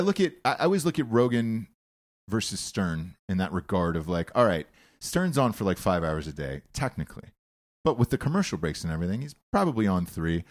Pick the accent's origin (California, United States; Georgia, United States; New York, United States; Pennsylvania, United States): Georgia, United States; I'm from Georgia